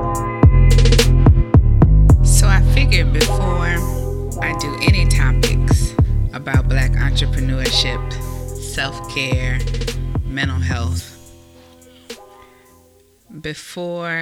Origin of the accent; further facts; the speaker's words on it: Mobile, Alabama, United States; also born or lived in Mississippi / Georgia / Texas; now in Virginia Beach, United States; I am a native of Mobile, Alabama